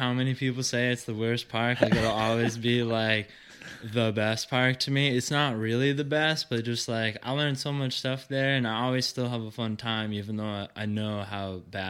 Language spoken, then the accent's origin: English; Lakeville, Massachusetts, United States; also born or lived in Huntington Beach, California; I'm from Lakeville, Massachusetts. Born and raised, lived there my whole life, and just recently moved out to Huntington Beach, California. Was living there for like a year and a half, and just moved back, so back in Lakeville for a little bit.